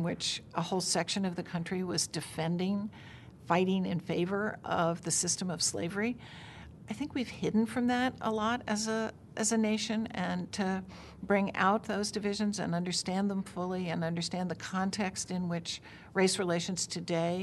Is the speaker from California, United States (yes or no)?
no; Virginia, United States; moved away; when I was growing up in Virginia in the 1950s.